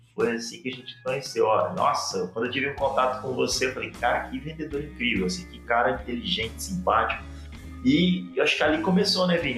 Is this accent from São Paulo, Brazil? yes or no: no; Cuiabá, Mato Grosso, Brazil; now in Curitiba, Brazil; eu falo aqui de Curitiba, a capital mais fria do Brasil. É, sou nascido em Cuiabá